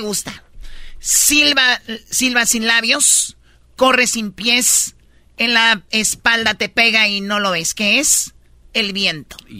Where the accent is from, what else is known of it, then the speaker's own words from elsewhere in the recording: Tepatitlán, Jalisco, Mexico; soy de Tepatitlán